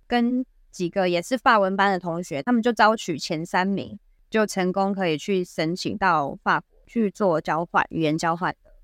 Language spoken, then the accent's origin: Chinese; Kaohsiung, Taiwan; moved away as an adult; now in Japan; 来自高雄的我们